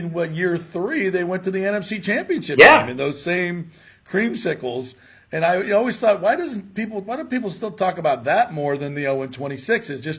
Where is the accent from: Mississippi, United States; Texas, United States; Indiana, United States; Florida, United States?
Florida, United States; Hollywood; now in Tampa Bay, United States; I grew up on the East Coast in the Hollywood area, so South Florida.